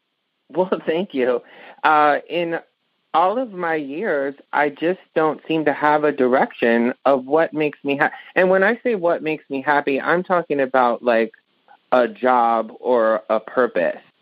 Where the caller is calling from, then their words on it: Birmingham, Alabama, United States; I'm calling from Birmingham, Alabama.